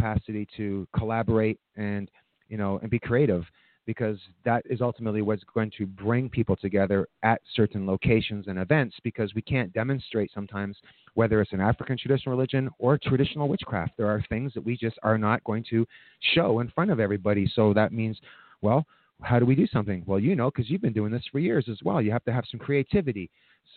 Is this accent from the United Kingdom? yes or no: yes; Scotland, United Kingdom; now in Canada; I was born in Scotland. I have a very big, very big, rich love for my culture.